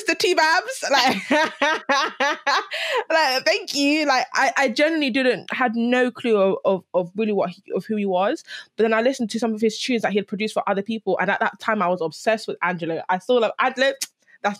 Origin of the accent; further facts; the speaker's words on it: London, United Kingdom; growing up in London